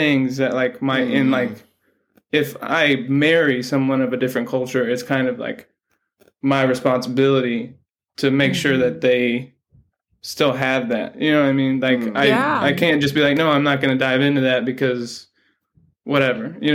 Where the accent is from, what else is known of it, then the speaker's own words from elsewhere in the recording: Indianapolis, Indiana, United States; I come from Indy